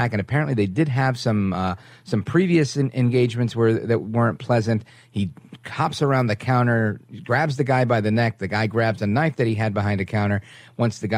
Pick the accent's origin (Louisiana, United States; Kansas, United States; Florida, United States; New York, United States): New York, United States; New York City; I grew up in Brooklyn